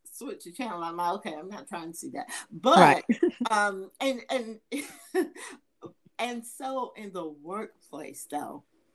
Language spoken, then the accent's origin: English; Atlanta, Georgia, United States; I'm from Atlanta